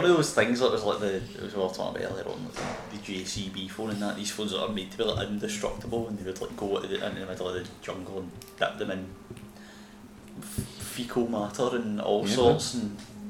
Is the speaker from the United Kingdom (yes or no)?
yes; Scotland, United Kingdom; Being Scottish